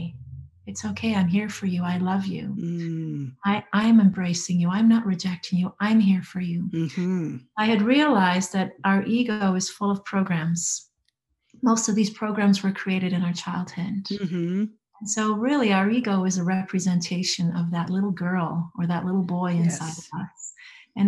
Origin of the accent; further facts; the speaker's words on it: Alberta, Canada; moved away as an adult; also born or lived in Vancouver Island; let's go back to Alberta, to our hometown